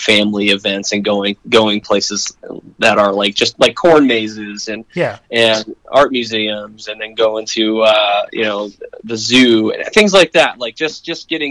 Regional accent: Alta, Iowa, United States; now in Norfolk, United States; closer to home, which we're from. Like, I'm from Alta, Iowa

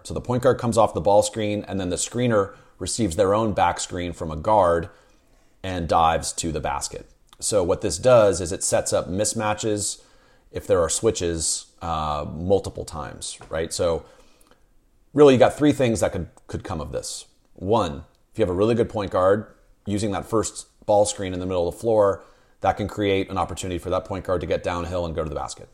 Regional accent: San Rafael, California, United States; I grew up in Peacock Gap in Santa Fe.

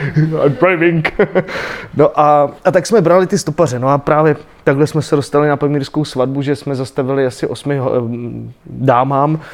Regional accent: Aš, Karlovy Vary Region, Czechia; i když teda jsem z Aše a, a tu Němčinu, e, musel jsem se koukat na ty dětské programy v Němčině

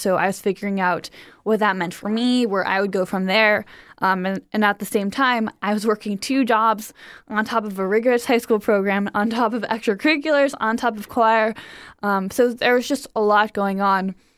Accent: Cleveland, Ohio, United States; I grew up in Cleveland, Ohio.

